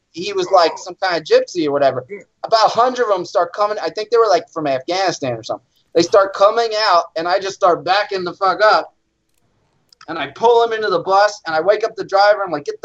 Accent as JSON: {"language": "English", "region": "East Coast", "country": "United States", "said": "I'm from the East Coast, so you know, I grew up on"}